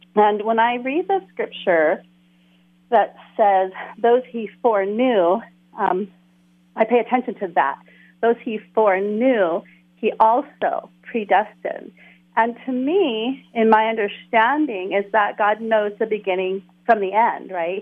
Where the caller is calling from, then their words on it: Waimanalo, Hawaii, United States; I'm calling from Oahu, Hawaii